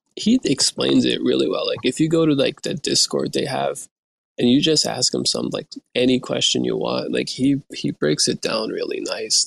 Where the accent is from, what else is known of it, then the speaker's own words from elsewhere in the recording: Turkey; now in Canada; I'm from Turkey, right? I live in Canada right now